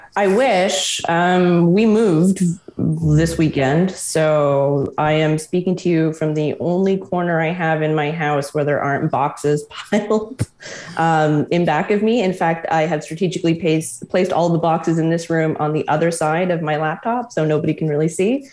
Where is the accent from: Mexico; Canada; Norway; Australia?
Canada; Quebec; moved away as an adult; also born or lived in Ontario; now in Toronto, Canada; I grew up and I'm from Quebec